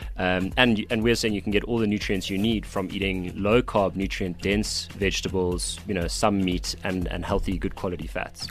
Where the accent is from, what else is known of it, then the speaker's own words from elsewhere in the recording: Cape Town, Western Cape, South Africa; I'm from Cape Town